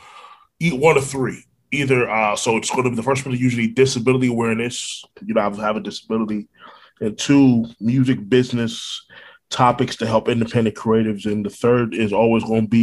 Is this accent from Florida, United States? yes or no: yes; Orlando, Florida, United States; also born or lived in Brooklyn, New York; born in Brooklyn, New York, raised in Orlando, Florida